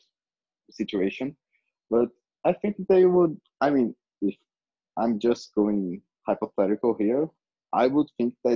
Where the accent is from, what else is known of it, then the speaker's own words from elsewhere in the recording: Brazil; my country, and I'm from Brazil